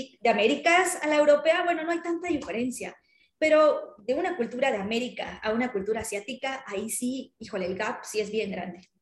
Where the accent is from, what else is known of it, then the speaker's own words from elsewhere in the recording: Mexico; nosotros éramos los representantes de México en esas ferias, ¿no? Entonces nos tocaba desde, desde montar el stand hasta, no sé, o sea, nos llegamos, nos poníamos trajes típicos mexicanos